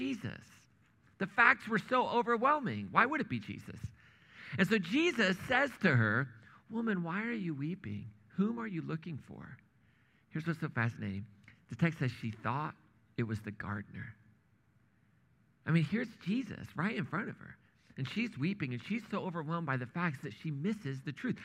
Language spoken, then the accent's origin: English; Indiana, United States; moved away as an adult; also born or lived in Kansas / Missouri / New England; grew up in Indiana